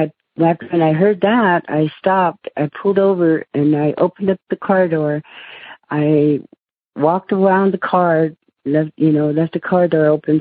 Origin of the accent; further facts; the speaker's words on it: United States; I lived in the city, and I'm Native American.